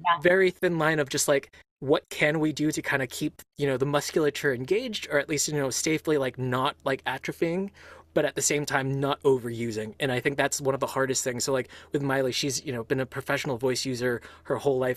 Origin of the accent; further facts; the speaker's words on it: Los Angeles, California, United States; now in Boston, United States; I was born, if I'm recalling this right, like in East Hollywood, like so, like in LA proper itself